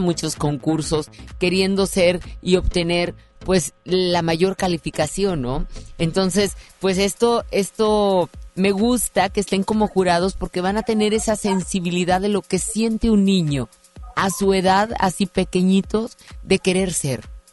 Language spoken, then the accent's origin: Spanish; Monterrey, Nuevo León, Mexico; como regios